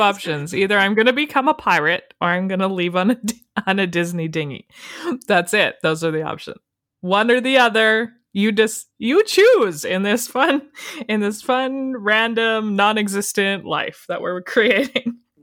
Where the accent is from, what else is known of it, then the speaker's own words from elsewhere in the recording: Canada; We're from Canada